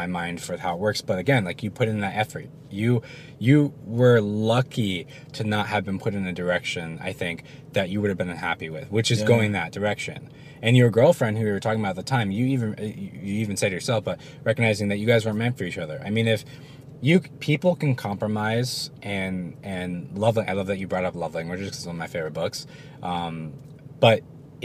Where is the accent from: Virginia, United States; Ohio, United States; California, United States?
Virginia, United States; It was Virginia. Yeah. Okay. My home state